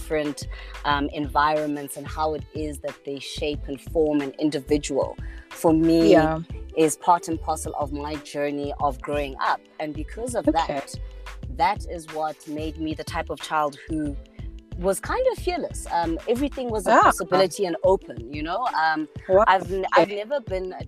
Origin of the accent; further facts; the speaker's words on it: Cape Town, Western Cape, South Africa; I grew up, I mean, I was born in Cape Town in 1983